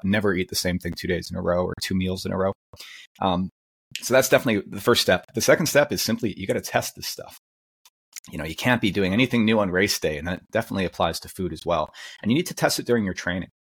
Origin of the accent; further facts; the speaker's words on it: Canada; as a Canadian.